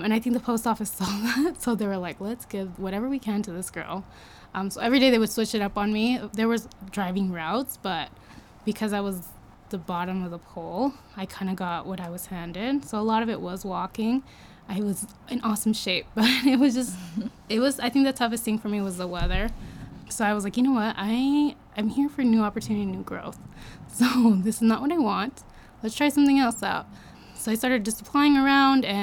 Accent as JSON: {"language": "English", "town": "Riverside", "region": "California", "country": "United States", "tie": "born or raised there", "moved": "as an adult", "lives_now": "Utah, United States", "said": "I was born and raised in Riverside, California."}